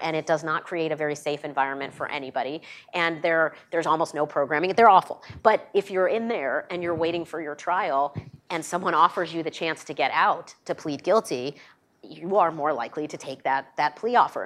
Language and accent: English; New York, United States; my home state of New York